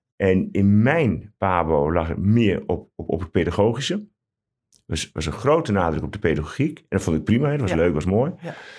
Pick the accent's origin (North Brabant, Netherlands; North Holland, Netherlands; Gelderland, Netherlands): Gelderland, Netherlands; Ruurlo; now in Utrecht, Netherlands; ik ben geboren en getogen in de Achterhoek, in Ruurlo